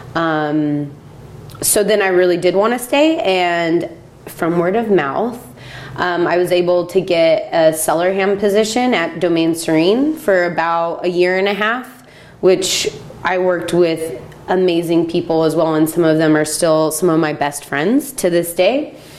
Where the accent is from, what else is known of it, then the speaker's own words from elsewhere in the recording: Salt Lake City, Utah, United States; moved away as an adult; now in Oregon, United States; I grew up in Salt Lake City, Utah